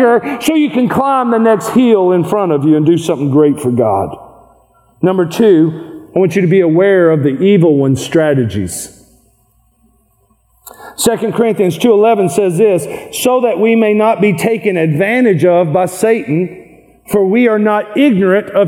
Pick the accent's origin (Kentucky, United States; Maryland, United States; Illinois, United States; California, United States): Kentucky, United States; I am from Kentucky.